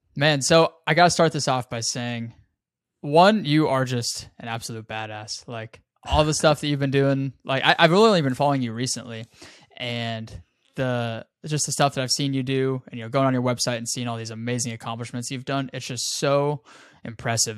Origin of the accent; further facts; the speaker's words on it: Casper, Wyoming, United States; moved away; I'm from Casper, Wyoming originally